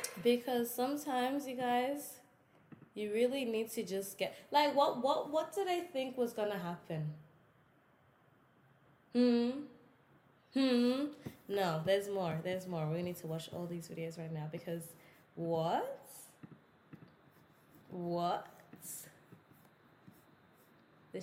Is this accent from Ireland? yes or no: no; Australia; also born or lived in South Sudan; I'm Australian, yeah. I was born here, yeah. My mom and dad were born here